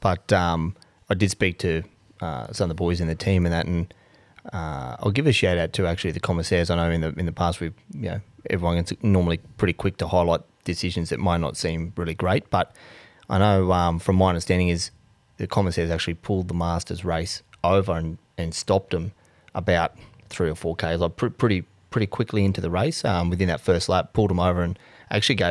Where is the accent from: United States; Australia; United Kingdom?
Australia; Townsville, Queensland; moved away; I come from Townsville